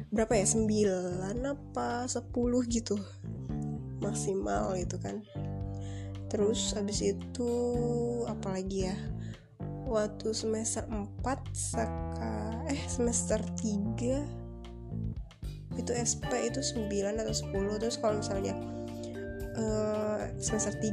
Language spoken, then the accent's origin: Indonesian; Tangerang, Banten, Indonesia; now in Bandung, Indonesia; gue orang Tangerang ya gue kuliah di Bandung